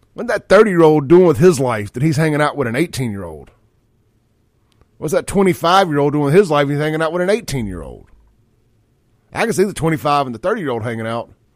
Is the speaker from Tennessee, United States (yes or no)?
no; Jackson, Mississippi, United States; now in Brandon, United States; I grew up in South Jackson